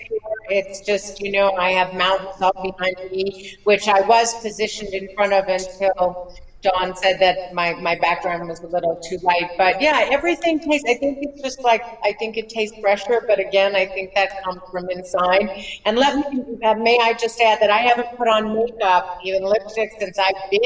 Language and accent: English; Los Angeles, California, United States; moved away; I grew up in Los Angeles